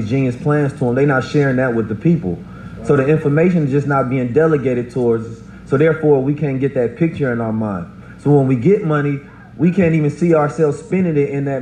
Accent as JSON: {"language": "English", "town": "Oakland", "region": "California", "country": "United States", "tie": "born or raised there", "said": "I grew up in Oakland, California"}